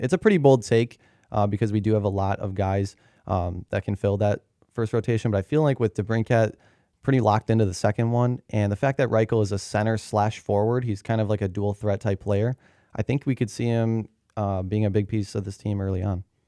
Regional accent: Southwest suburbs of Chicago, Illinois, United States; I'm from the Southwest suburbs

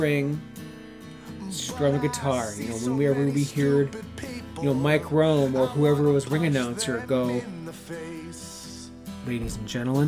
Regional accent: Southern Ontario, Canada; me being a Southern Ontario boy, I'm not from Toronto. I live like 3 hours west of the city

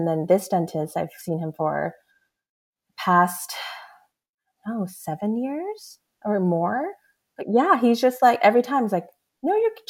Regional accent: United States; I'm Korean-American.

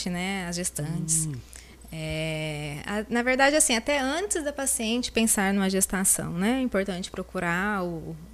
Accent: Lins, São Paulo, Brazil; De Lins, eu sou de Lins.

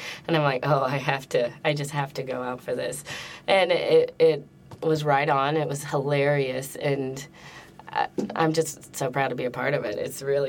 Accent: the South, United States; I'm from the South

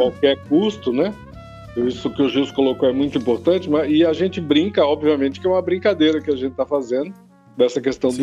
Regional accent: Brazil; nós aqui que somos brasileiros

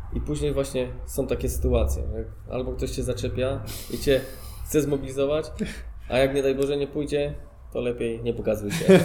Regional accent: Łódź, Łódź Voivodeship, Poland; also born or lived in Grodzisk Wielkopolski; now in Łódź, Poland; ja wywodzę się też z dużego miasta, jestem z Łodzi

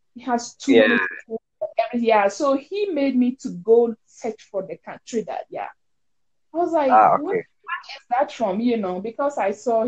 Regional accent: Ghana; now in United States

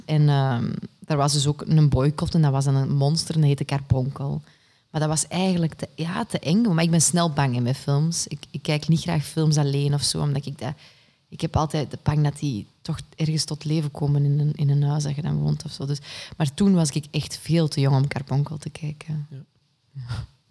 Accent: Kempen, Flanders, Belgium; now in Antwerp, Belgium; ik ben afkomstig uit de Kempen

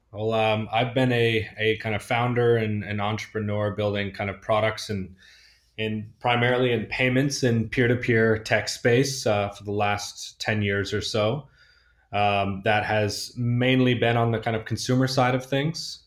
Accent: Northern California, United States; moved away; also born or lived in Argentina; I grew up in Northern California and wine country

